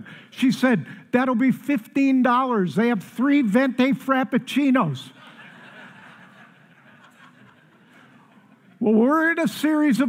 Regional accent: Chicago, Illinois, United States; now in Colorado, United States; I'm from Chicago

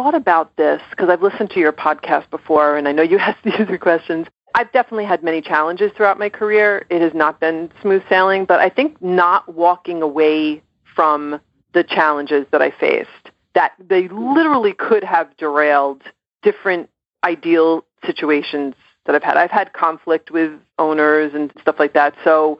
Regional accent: Ireland; I'm Irish, and I can be really, really stubborn.

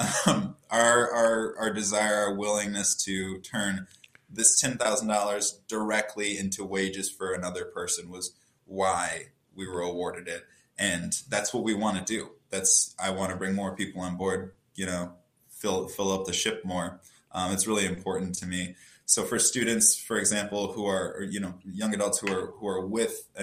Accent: Oberlin, Ohio, United States; moved away as an adult; now in Chicago, United States; I'm originally from Oberlin, Ohio, so I worked at a farm there that worked with college students

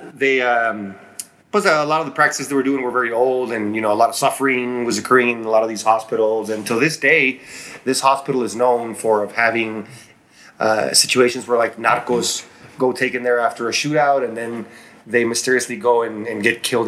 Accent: Chihuahua, Mexico; moved away as an adult; now in El Paso, United States; I grew up in Chihuahua, Mexico. That's where I met my wife, and now we live in El Paso, Texas.

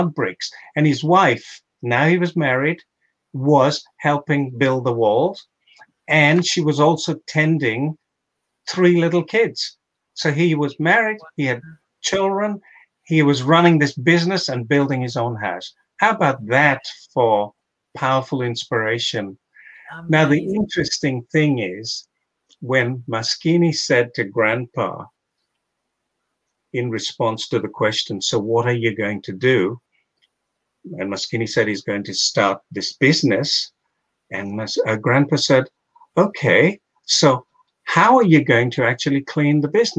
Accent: Mombasa County, Kenya; I grew up in Mombasa as a kid

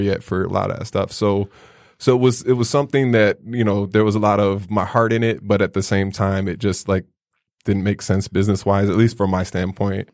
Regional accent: Chicago, Illinois, United States; growing up in Chicago

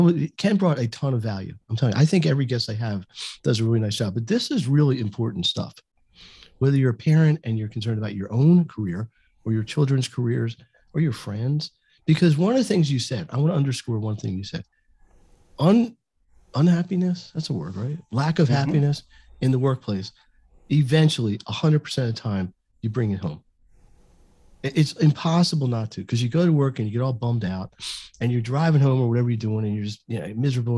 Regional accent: Canada; Guess who? We're Canadian.

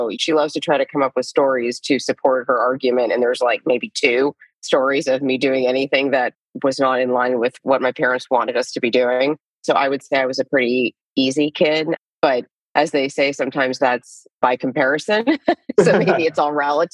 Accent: Lewiston, Idaho, United States; also born or lived in Florida; now in Austin, United States; So I grew up in Lewiston, Idaho, a very small town in the panhandle of Idaho

